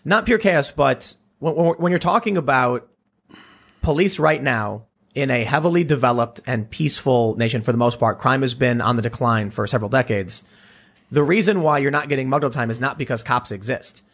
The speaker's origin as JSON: {"language": "English", "town": "Chicago", "region": "Illinois", "country": "United States", "tie": "born or raised there"}